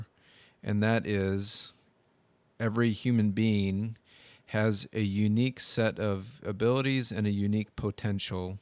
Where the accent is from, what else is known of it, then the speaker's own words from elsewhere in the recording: United States; growing up in America